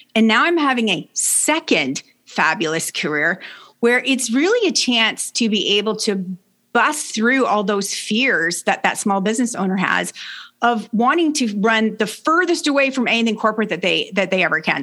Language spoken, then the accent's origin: English; Canada; also born or lived in Brockville, Ontario; I'm Canadian. I live in Brockville, Ontario